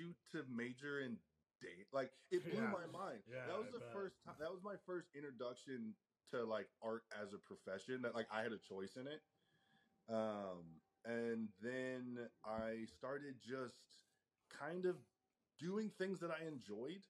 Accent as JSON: {"language": "English", "town": "Fredericksburg", "region": "Virginia", "country": "United States", "tie": "born or raised there", "said": "I grew up in a small town called Fredericksburg, Virginia."}